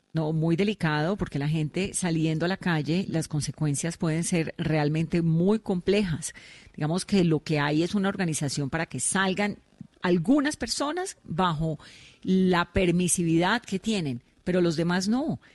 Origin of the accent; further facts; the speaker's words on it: Cali, Valle del Cauca, Colombia; yo soy caleña